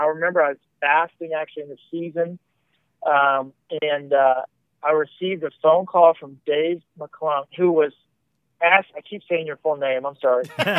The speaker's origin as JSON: {"language": "English", "region": "Midwest", "country": "United States", "also_born_or_lived": "Columbus, Ohio", "said": "We're Midwestern people."}